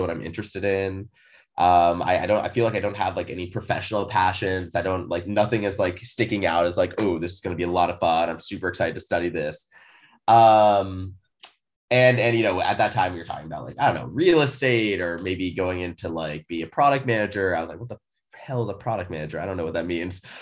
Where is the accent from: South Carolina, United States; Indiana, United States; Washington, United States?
Washington, United States; Seattle; also born or lived in California; born and raised in Seattle